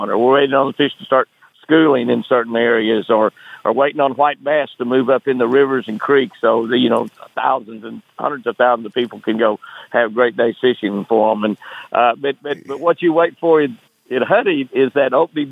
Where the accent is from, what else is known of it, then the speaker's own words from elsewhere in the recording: Moore, Oklahoma, United States; also born or lived in San Marcos, Texas / Lake Tenkiller, Oklahoma; I grew up around Moore, Oklahoma, but it was in the country back in those days.